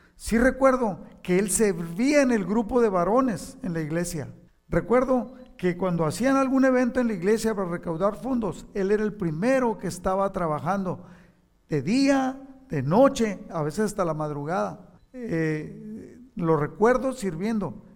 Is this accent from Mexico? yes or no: yes; Mexico; now in United States; no le pertenezco a, México, no le aunque soy patriota y, ahora soy ciudadano de Estados Unidos